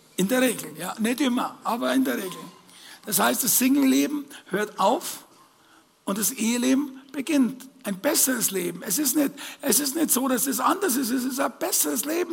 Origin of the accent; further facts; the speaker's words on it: Bavaria, Germany; als Bayer